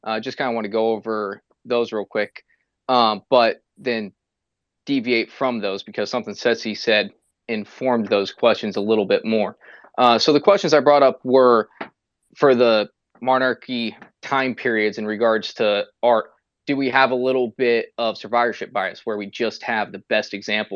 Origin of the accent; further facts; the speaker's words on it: United States; I'm belligerently American